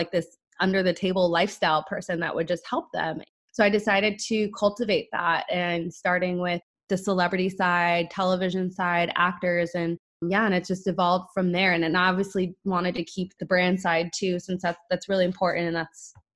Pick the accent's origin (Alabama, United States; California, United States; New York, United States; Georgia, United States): California, United States; San Diego; moved away as an adult; now in Los Angeles, United States; I am from San Diego